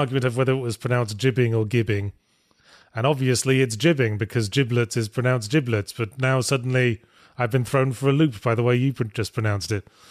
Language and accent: English; United Kingdom